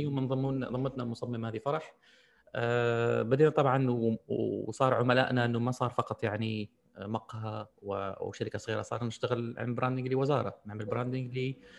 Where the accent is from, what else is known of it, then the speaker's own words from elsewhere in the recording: Algeria; عندنا في الجزائر